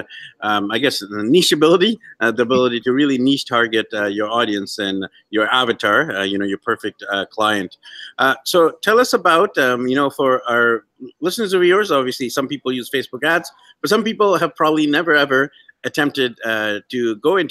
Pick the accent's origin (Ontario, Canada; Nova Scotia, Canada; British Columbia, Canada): British Columbia, Canada; Vancouver; moved away; my hometown of Vancouver